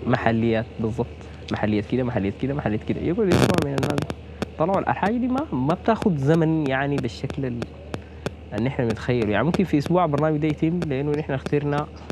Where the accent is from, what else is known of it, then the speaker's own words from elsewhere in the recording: Sudan; نحن كشعب سوداني